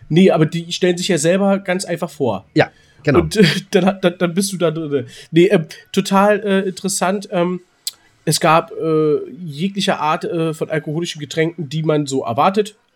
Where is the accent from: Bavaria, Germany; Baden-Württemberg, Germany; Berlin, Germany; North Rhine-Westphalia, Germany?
Berlin, Germany; now in Hamburg, Germany; ich komme zwar aus Berlin, natürlich Union, Köpenicker, bin ich immer dafür, aber ich bin halt Borussia Dortmund. Und auf immer die ganze Sicht, ich meine, ich bin in Hamburg.